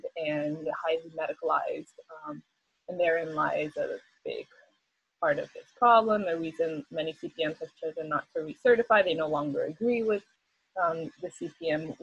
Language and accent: English; Venezuela; now in Hawaii, United States; where I'm from Venezuela, you know, we were colonized so long ago